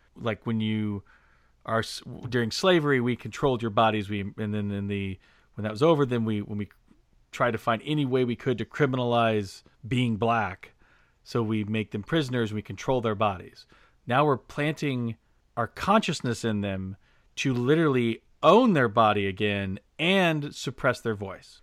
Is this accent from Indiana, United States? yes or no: yes; Indiana, United States; growing up in Indiana, you know, everyone was hunters